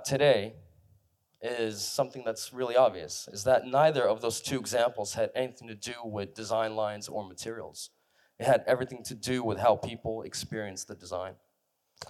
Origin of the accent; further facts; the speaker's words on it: San Francisco, California, United States; I grew up in San Francisco